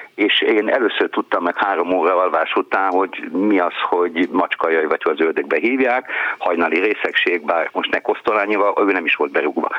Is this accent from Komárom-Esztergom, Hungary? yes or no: yes; Császár, Komárom-Esztergom, Hungary; moved away; a gyerekkorom az nem Toldon, de Császáron telt